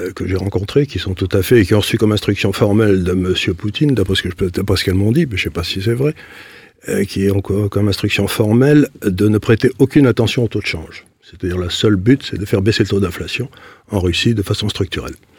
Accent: Syria; moved away; je suis né en Syrie

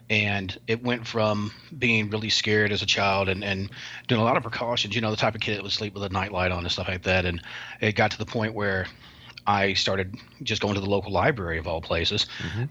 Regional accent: the South, United States; I'm a Southerner

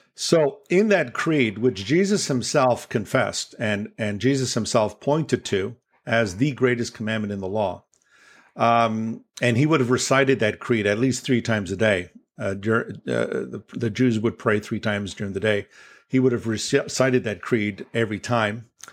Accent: Toronto, Ontario, Canada; I'm from Toronto, Canada, and I was born in Toronto.

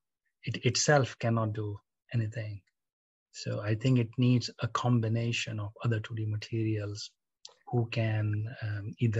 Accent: India; now in United Kingdom; I'm from India

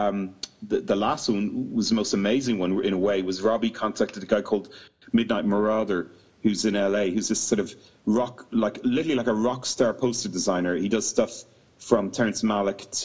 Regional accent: Ireland; moved away as an adult; now in United Kingdom; we're all Irish, but we've all lived in the UK for 20 years

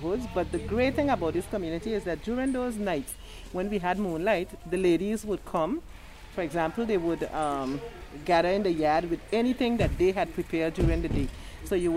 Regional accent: St. Martin; I grew up right here in French Quarter

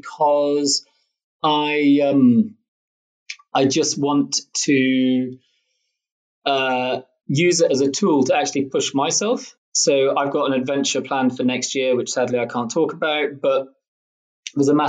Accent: Scotland, United Kingdom; being Scottish

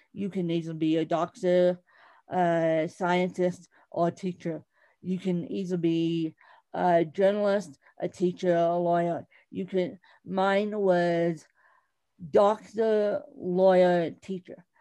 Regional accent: Bahamas; accent: British; moved away; I um, grew up semi in a British colony in the Bahamas.

